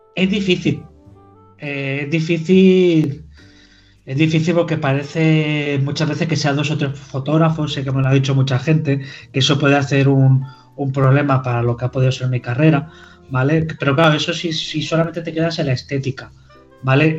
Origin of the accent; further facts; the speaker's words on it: Girona, Catalonia, Spain; also born or lived in Caravaca de la Cruz, Murcia; soy nacido en Murcia, vivo, he vivido toda mi vida, bueno, en Murcia no, en Caravaca de la Cruz, que si ya me, empiezan a enfadar, eh, eh, toda la familia vive allí y se me enfada. Eh, y vivo, he vivido en Girona toda mi vida.